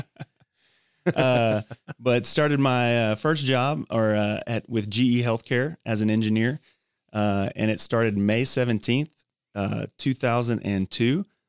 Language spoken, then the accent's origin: English; Dallas, Texas, United States; also born or lived in Georgia / Thailand / Tennessee / College Station, Texas; grew up in the Dallas Fort Worth area